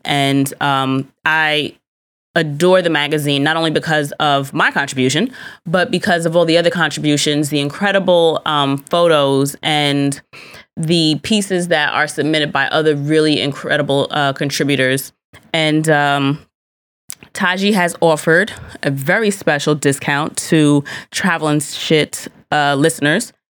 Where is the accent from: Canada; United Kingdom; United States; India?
United States; I do enjoy being an American